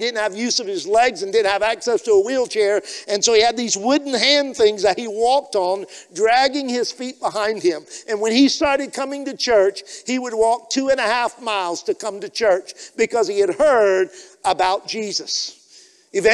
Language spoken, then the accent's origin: English; Liberia; But growing up in Liberia, we did life together and we walked on the path of life together.